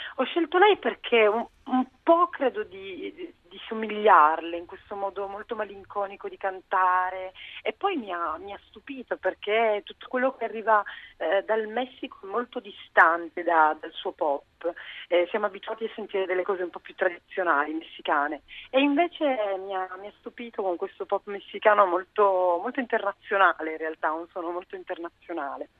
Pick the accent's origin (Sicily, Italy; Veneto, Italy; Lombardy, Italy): Sicily, Italy; moved away; torno a casa, perché io sono siciliana, per cui torno a cantare a casa